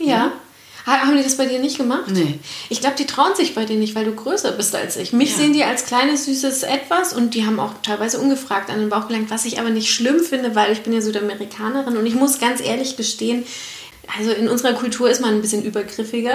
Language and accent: German; Franconia, Germany; ich bin hier in Franken aufgewachsen